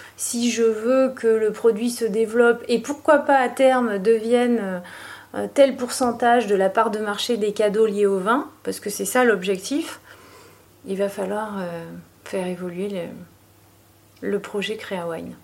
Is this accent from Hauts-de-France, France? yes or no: no; Libourne, Nouvelle-Aquitaine, France; je suis née à Libourne et j'ai grandi euh, ici en fait.